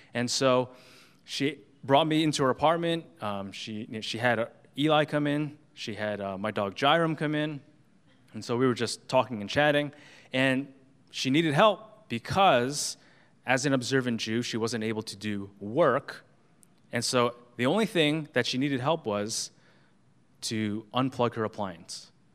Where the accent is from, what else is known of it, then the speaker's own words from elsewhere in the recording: New York, United States; as a New Yorker